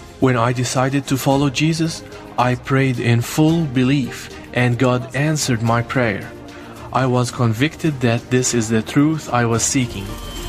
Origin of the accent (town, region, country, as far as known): Taiz, Taiz Governorate, Yemen; born or raised there; now in Lebanon